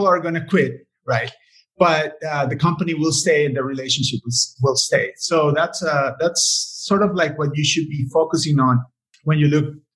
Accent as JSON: {"language": "English", "country": "Costa Rica", "tie": "born or raised there", "said": "it's my hometown, right, my country"}